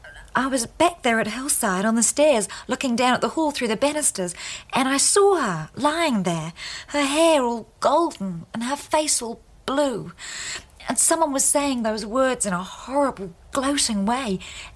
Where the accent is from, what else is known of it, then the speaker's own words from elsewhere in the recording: New Zealand; also born or lived in India; No, I was born in India. My father was a British Army officer. My mother died a year or two after giving birth to me, and he sent me to be brought up by her people in New Zealand.